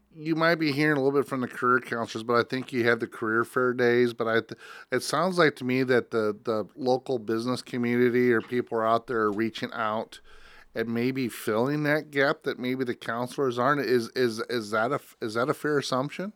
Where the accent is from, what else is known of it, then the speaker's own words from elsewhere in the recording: Spencer, Iowa, United States; growing up in Spencer, Iowa